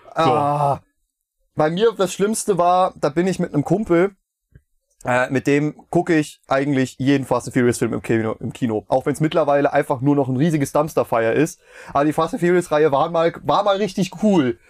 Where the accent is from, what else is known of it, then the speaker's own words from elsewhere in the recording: Meiningen, Thuringia, Germany; moved away as an adult; now in Schmalkalden, Germany; in meiner Heimat ist, ähm, Casino-Lichtspiele Meiningen